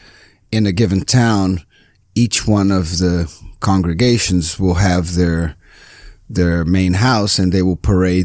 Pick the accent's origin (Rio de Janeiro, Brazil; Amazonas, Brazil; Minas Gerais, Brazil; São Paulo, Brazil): Rio de Janeiro, Brazil; English is a second language; moved away as an adult; now in Los Angeles, United States; I'm from Rio, Brazil. I've been here for about 13 years now